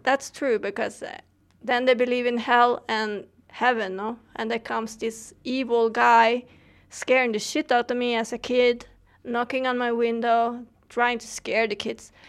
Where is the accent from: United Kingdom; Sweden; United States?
Sweden; I come from Sweden